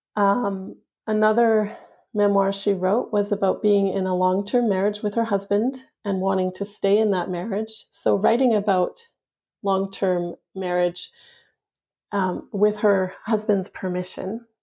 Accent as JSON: {"language": "English", "region": "Yukon", "country": "Canada", "tie": "born or raised there", "said": "the house where my mom grew up, which is also where I grew up in the Yukon."}